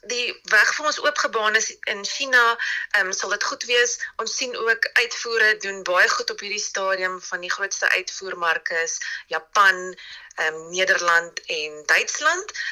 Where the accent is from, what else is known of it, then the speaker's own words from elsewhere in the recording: South Africa; ons as Suid-Afrikaners